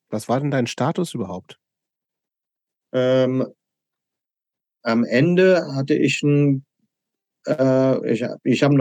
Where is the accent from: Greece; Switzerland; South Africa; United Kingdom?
United Kingdom; England; German is a second language; Ich bin Engländer, kannst du Montag anfangen.